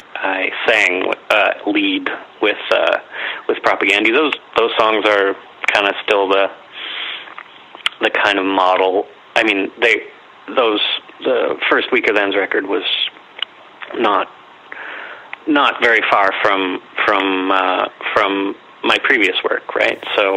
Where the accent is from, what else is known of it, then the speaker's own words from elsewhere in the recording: Winnipeg, Manitoba, Canada; So I've been here all my 45 years and yeah.